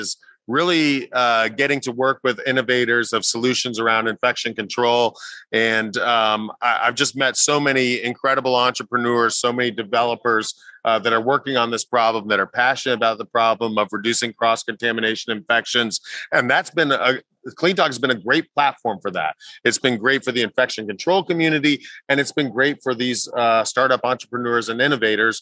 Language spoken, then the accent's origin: English; Orlando, Florida, United States; this is my hometown.